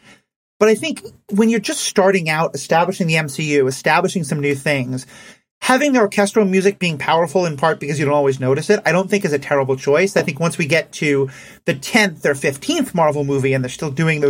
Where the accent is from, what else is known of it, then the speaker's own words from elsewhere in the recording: New York City, New York, United States; I grew up in New York City.